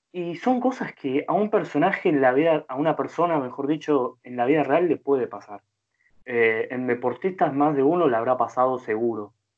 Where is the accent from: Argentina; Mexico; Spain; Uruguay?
Argentina; siendo argentino